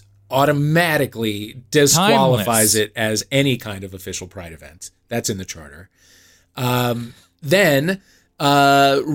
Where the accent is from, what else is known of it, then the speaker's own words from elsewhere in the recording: St. Louis, Missouri, United States; I'm from St. Louis